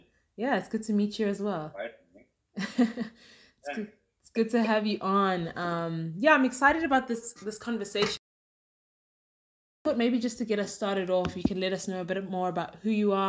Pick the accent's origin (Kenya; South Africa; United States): South Africa; both my parents moved here, I want to say like 32 years ago, 33 years ago, but I was born and raised here in South Africa, but family's from Zim through and through.